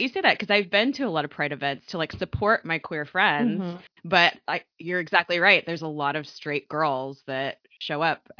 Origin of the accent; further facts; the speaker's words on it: Southern California, United States; I grew up in Southern California where it's a little bit more accepted here.